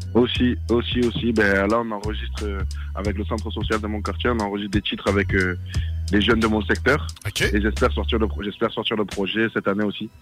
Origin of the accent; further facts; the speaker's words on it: Marseille, Provence-Alpes-Côte d'Azur, France; moi je viens de Marseille, Marseille 13e arrondissement, dans les quartiers nord.